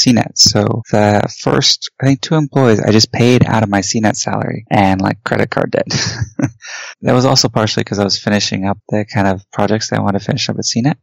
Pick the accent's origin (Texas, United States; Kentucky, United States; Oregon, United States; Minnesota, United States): Texas, United States; Houston; I grew up in Houston